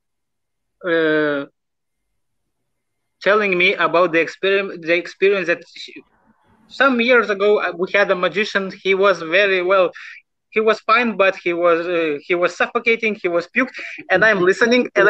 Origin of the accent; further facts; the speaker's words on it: Lithuania; English is a second language; So I just born in Lithuania.